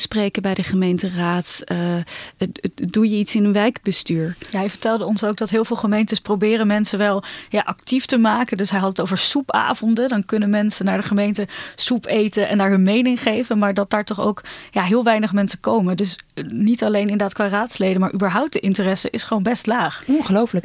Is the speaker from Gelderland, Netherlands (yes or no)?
yes; Ermelo, Gelderland, Netherlands; now in Amsterdam, Netherlands; Ik kom uit Ermelo